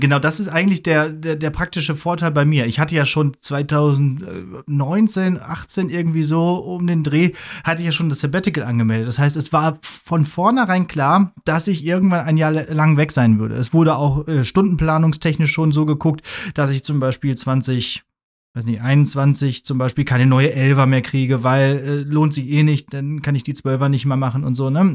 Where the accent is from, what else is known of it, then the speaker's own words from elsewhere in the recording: Ruhr area, North Rhine-Westphalia, Germany; moved away; in 60 Kilometer entfernte Ruhrgebiet, in den Pott, aus dem ich auch komme